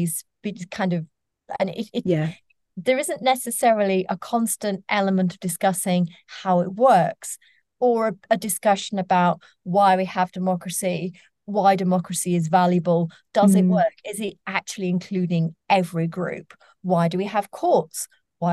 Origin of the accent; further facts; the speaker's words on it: Sheffield, Yorkshire and the Humber, United Kingdom; I grew up in Sheffield, and I was growing up on a council estate in the 1980s.